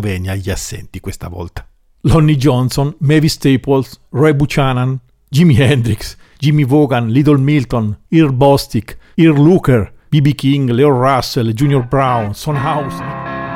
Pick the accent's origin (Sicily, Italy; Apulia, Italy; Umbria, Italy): Umbria, Italy; sono umbro